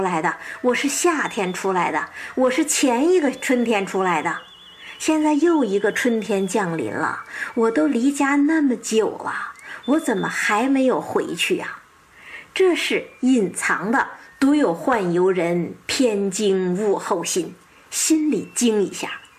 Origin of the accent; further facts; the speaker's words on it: northern China, China; 你比方说哈，我是北方人，冬天习惯了冰天雪地了